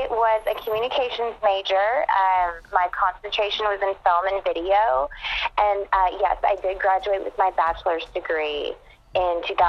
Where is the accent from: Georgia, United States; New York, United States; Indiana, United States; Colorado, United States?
Georgia, United States; Conyers; moved away as an adult; also born or lived in Atlanta, Georgia / Los Angeles, California; So I actually grew up in Conyers, Georgia, which is a small town about 40 minutes east of Atlanta. Kind of, you know, small suburban town. Grew up there.